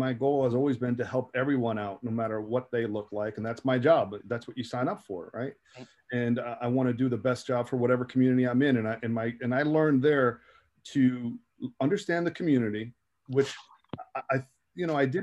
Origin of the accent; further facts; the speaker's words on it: Jersey City, New Jersey, United States; I was from Jersey City